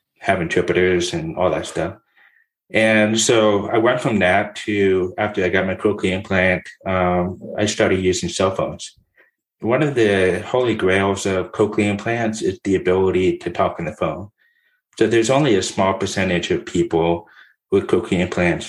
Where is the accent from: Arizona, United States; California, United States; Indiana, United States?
California, United States; Southern; My background is I was born and raised in Southern California. I moved around in Orange County and LA counties